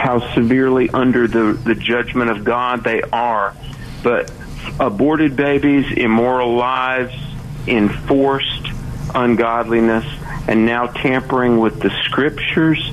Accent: North Carolina, United States; I'm from the East Coast, I'm from North Carolina

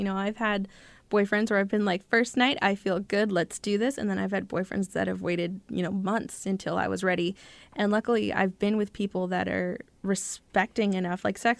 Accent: California, United States; moved away; And so when I moved up here, it's different from California. I barely made the cutoff in California, and I should have been a year behind up here.

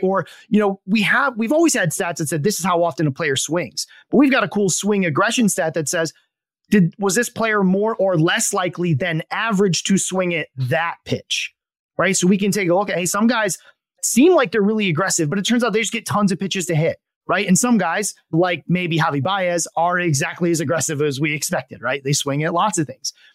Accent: Vicksburg, Michigan, United States; also born or lived in Portage, Michigan / Grand Rapids area, Michigan / East Lansing, Michigan; I'm from Southwest Michigan

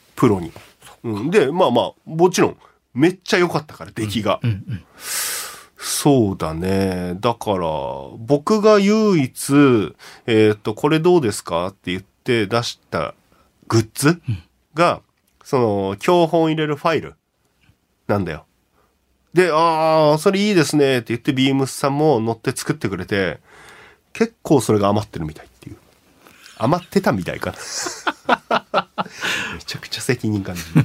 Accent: Kashiwa, Chiba, Japan; 自分の地元。おあちょうど柏

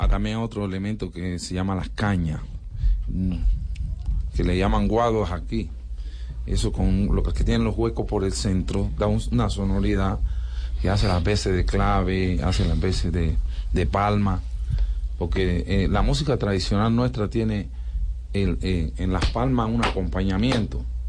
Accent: Colombia; yo soy descendente de África, pero yo soy colombiano

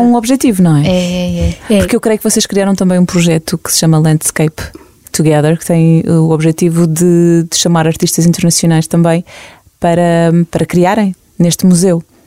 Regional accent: Portugal; nós portugueses

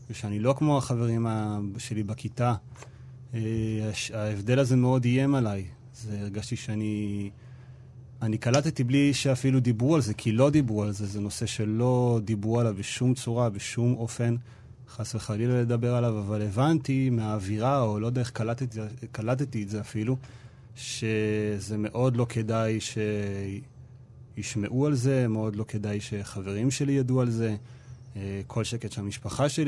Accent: Nehalim, Central District, Israel; באמת אני במקור ממושב נחלים, זה מושב uh, דתי. אה, גדלתי ככל האנשים במושב שם, על אה, ברכי הציונות הדתית.

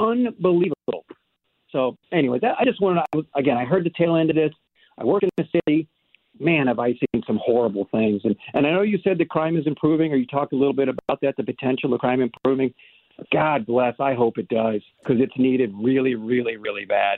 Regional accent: St. Louis County, Missouri, United States; I'm a county guy

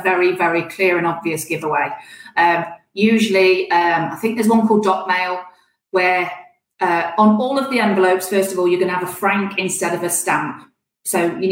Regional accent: Nottingham, East Midlands, United Kingdom; I'm from Nottingham

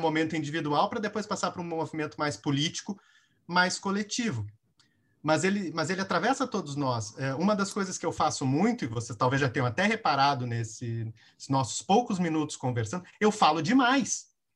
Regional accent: Rio Grande do Sul, Brazil; eu sou do Rio Grande do Sul

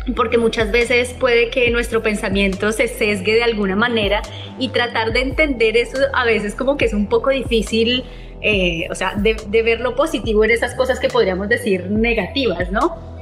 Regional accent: Colombia; now in Italy; yo me encuentro en Italia, que soy colombiana

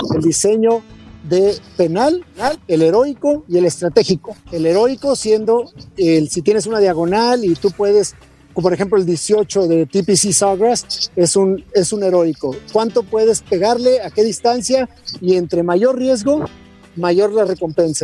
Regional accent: Mexico; lo mejor que yo pudiera ser como mexicano

